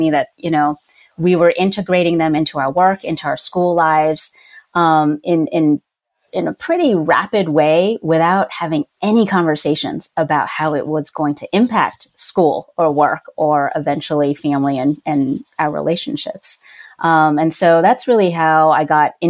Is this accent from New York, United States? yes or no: no; New Jersey, United States; also born or lived in Louisiana; now in Santa Barbara, United States; I'm actually originally from New Jersey, from the Northeast